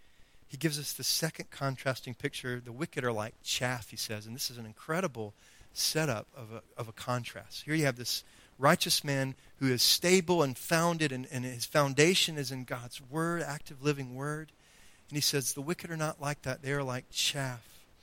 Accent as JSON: {"language": "English", "town": "Greenville", "region": "North Carolina", "country": "United States", "said": "We came from Greenville, North Carolina, and we had, you know, a nice little backyard, and there was a creek full of fish, by the way."}